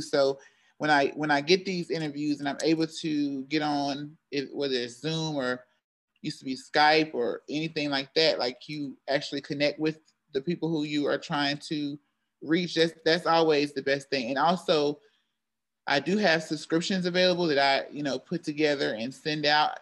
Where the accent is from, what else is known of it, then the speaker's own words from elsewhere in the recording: Charlotte, North Carolina, United States; also born or lived in Greensboro, North Carolina / Syracuse; I am from Charlotte, North Carolina